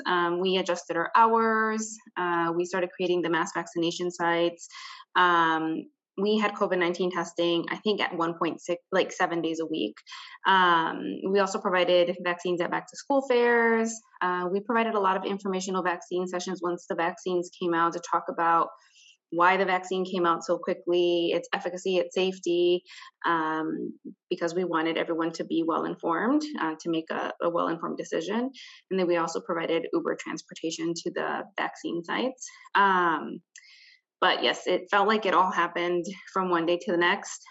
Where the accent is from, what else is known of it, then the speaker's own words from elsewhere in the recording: Hammond, Indiana, United States; I am originally from Hammond, Indiana, which is where I currently live